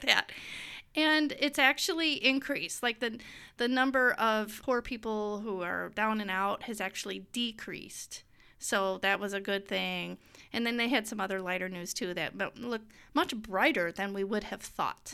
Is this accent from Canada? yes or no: no; United States; we are so American, in our American bubble